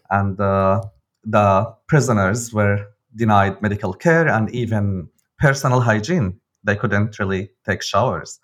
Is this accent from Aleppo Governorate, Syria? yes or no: no; Damascus, Damascus Governorate, Syria; now in Berlin, Germany; I'm a journalist from Damascus, living now in Berlin